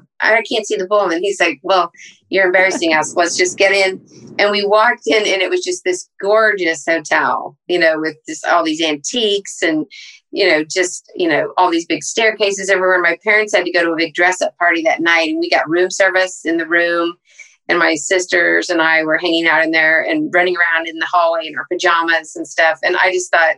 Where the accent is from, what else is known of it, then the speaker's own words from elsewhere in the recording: San Antonio, Texas, United States; moved away as an adult; also born or lived in Los Angeles / North Carolina / Minnesota / Dallas; I consider San Antonio my hometown